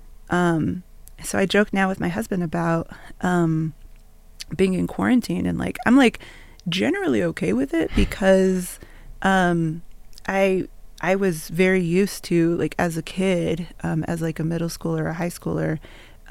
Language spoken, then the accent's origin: English; United States; also born or lived in San Carlos Apache Reservation, Arizona / South Texas; I grew up first on the San Carlos Apache Reservation, from when I was born until I was 8.